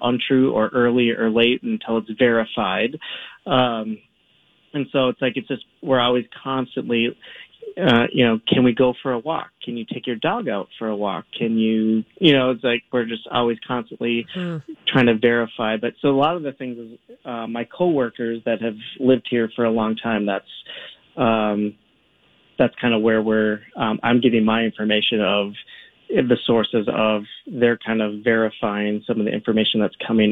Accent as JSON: {"language": "English", "country": "United States", "moved": "as an adult", "lives_now": "Rome, Italy", "said": "I'm an American teacher at an American school"}